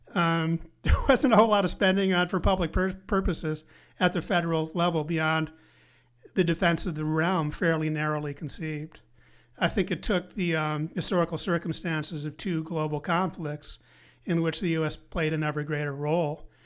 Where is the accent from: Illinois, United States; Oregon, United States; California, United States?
Illinois, United States; Evanston; moved away as an adult; also born or lived in Grinnell, Iowa / Princeton, New Jersey; grew up in Evanston, just north of the city of Chicago.